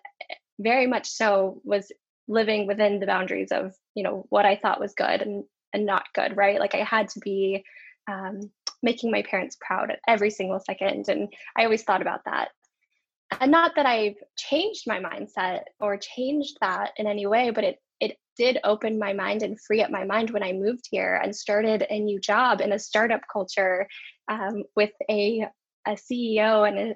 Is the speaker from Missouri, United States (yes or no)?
no; Dallas, Texas, United States; moved away as an adult; also born or lived in Phoenix, Arizona; now in California, United States; growing up in Texas, where things are a lot different